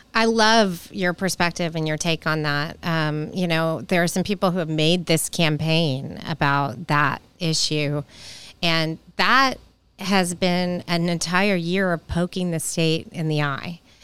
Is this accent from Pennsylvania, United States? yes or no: no; Nashville, Tennessee, United States; when I was a kid growing up in Nashville